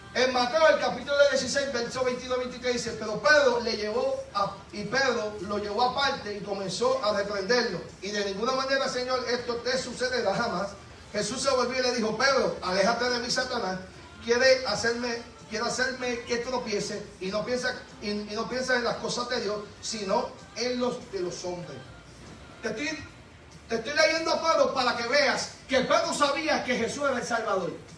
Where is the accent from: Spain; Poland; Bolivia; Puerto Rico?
Puerto Rico; yo soy boricua